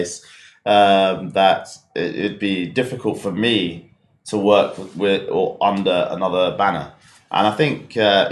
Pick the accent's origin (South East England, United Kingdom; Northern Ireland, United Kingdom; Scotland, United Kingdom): South East England, United Kingdom; Slough; I grew up in Slough, in Berkshire, just out of West London.